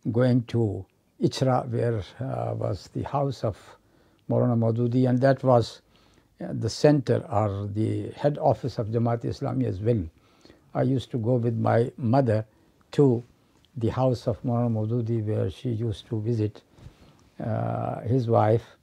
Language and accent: English; Pakistan; also born or lived in India; I was born there in November 1942. Mm. And uh, from there, our family migrated to Pakistan in 1948